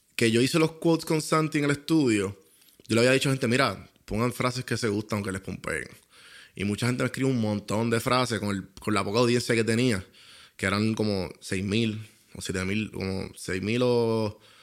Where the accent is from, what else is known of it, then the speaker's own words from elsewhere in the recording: Puerto Rico; accent: boricua; lo que yo soy, que es boricua